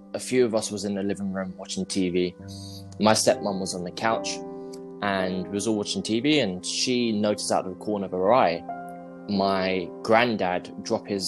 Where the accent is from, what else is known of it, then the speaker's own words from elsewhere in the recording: London, United Kingdom; I'm from London, if you can't tell by the accent.